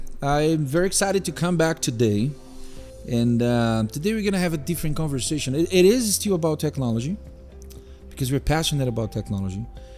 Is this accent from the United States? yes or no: no; Brazil; moved away as an adult; now in Canada; I moved from Brazil to Canada 7 years ago with my beautiful wife and my two kids.